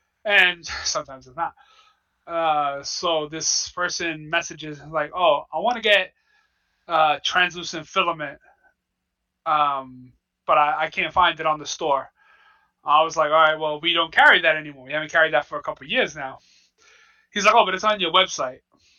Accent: Jamaica; I'm just like, yo, like, I'm from Jamaica.

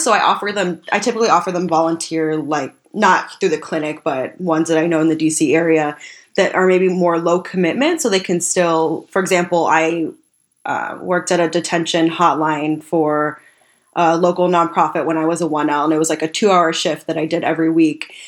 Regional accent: Tucson, Arizona, United States; moved away as an adult; now in Washington, D.C., United States; I grew up in Tucson, Arizona, where immigration is very contentious

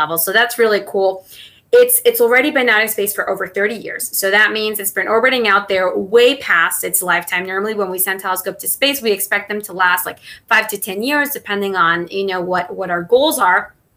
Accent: Mexico; first language Spanish; English is a second language; moved away as an adult; also born or lived in Maryland; now in United States; I was born and raised in Mexico

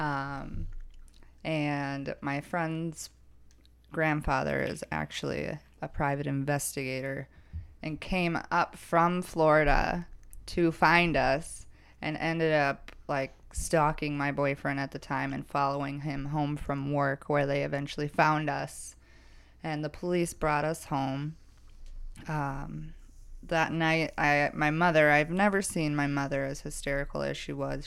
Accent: Woodbury, Minnesota, United States; I'm from Woodbury, Minnesota. That is my hometown

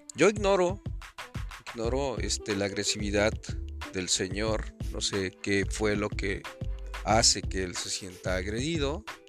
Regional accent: Mexico; now in United States; nosotros como mexicanos

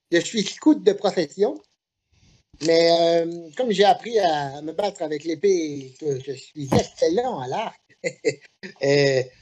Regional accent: Grasse, Provence-Alpes-Côte d'Azur, France; de la ville de Grasse. Mais c'est la ville que je vous parlais tantôt, d'où je viens.

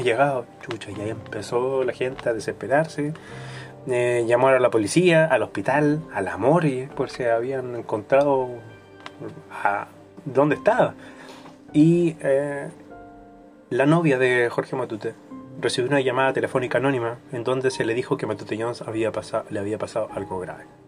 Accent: Chile; uno como chileno

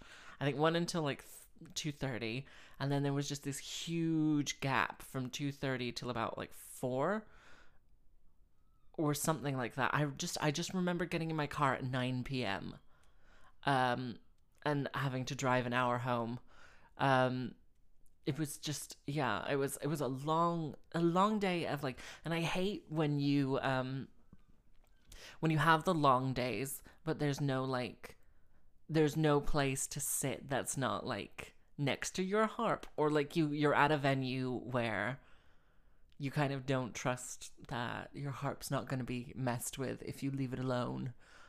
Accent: Slough, South East England, United Kingdom; moved away as an adult; also born or lived in Houston, United States; so when I was 3 until when I was 11, we lived in Houston, Texas. Everyone knows this. And when I was 11, we moved back to Slough. And then when I was 18, I moved here.

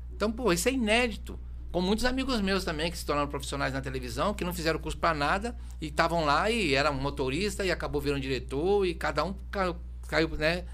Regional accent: São Paulo, Brazil; moved away; quando eu morava na Zona Norte de SBT

